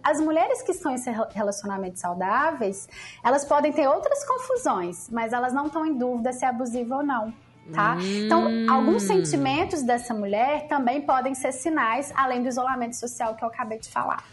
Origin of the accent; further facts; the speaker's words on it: Lavras, Minas Gerais, Brazil; eu sou de Lavras, Minas Gerais, imagina, interior de Minas